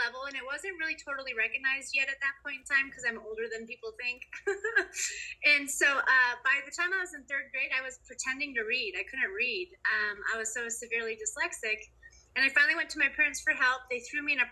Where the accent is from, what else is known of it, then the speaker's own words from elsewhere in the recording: North Bend, Washington, United States; also born or lived in Rawlins, Wyoming; I grew up in North Bend, which is right next to Snoqualmie Pass